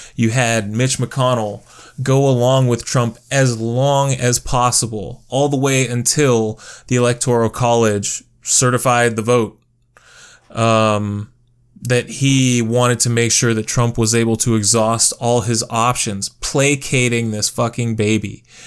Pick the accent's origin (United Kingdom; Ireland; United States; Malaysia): United States